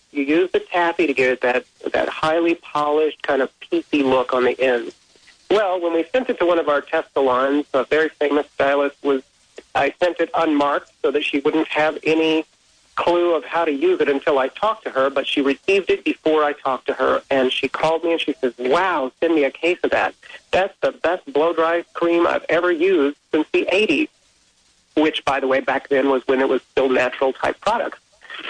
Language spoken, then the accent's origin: English; South Texas, United States; I grew up in South Texas, and in fact, right now I'm here in Houston, Texas